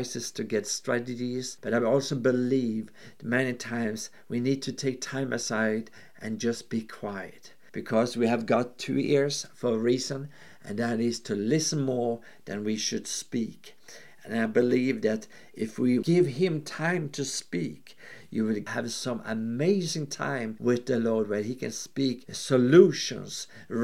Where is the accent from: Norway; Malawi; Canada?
Norway; I'm from Norway